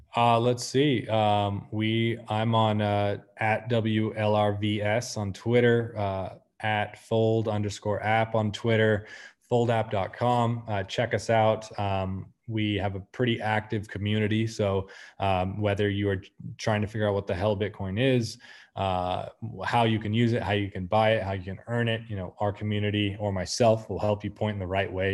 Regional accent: United States; moved away; also born or lived in Argentina; being an American in Argentina

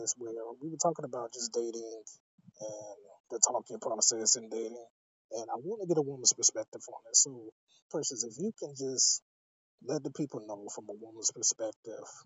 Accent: Augusta, Georgia, United States; the beautiful city of Augusta, GA. That's my hometown, that's where I'm from.

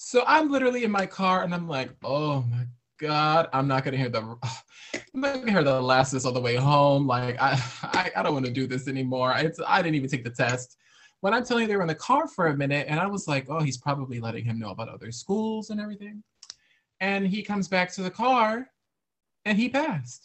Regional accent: Waterbury, Connecticut, United States; I am from a kind of rural city in Connecticut, Waterbury, Connecticut. I was raised and born there.

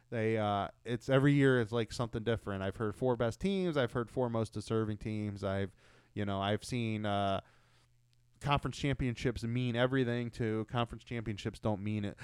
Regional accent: Ohio, United States; we're from Ohio

